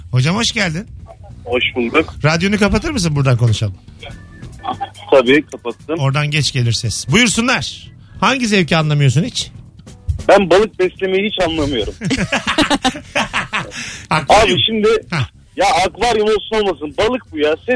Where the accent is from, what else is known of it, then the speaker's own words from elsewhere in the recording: Bursa, Turkey; 700 yıllık Bursa'da çınar? 700 yıllık çınarın dibinde büyüdüm